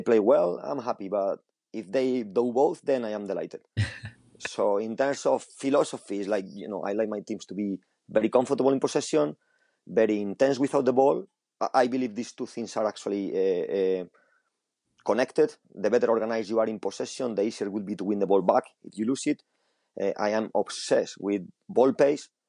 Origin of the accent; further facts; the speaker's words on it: Spain; English is a second language; moved away as an adult; now in England, United Kingdom; I grew up in Spain with uh, with a different style of football